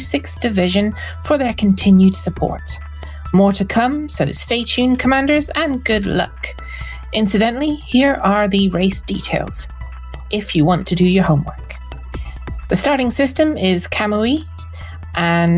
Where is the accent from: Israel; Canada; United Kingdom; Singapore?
United Kingdom; Scotland; I'm Scottish.